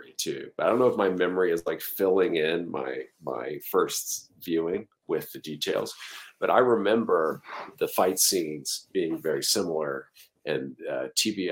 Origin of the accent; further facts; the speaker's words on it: Pensacola, Florida, United States; the city I grew up in Pensacola, Florida